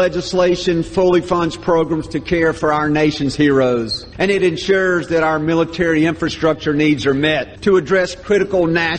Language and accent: English; Mississippi, United States; my home state of Mississippi